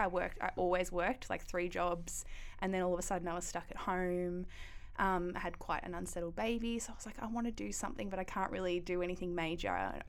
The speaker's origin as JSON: {"language": "English", "town": "Ballarat", "region": "Victoria", "country": "Australia", "tie": "born or raised there", "said": "Yep, Ballarat. Yeah, I was raised by two really young parents."}